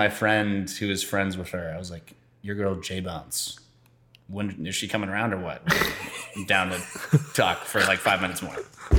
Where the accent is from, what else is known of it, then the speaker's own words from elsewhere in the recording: Los Angeles, California, United States; she asked if I was from LA because she had heard that. And I was like, yeah.